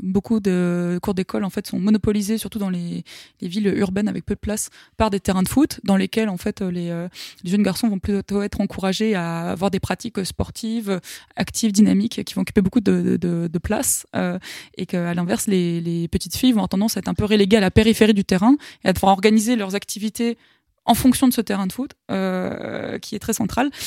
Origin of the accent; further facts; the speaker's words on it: France; en tant que Français